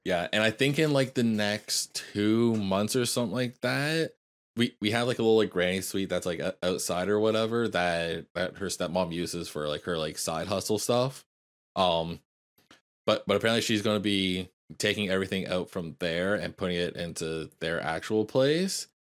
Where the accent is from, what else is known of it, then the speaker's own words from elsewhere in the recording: Canada; as a Canadian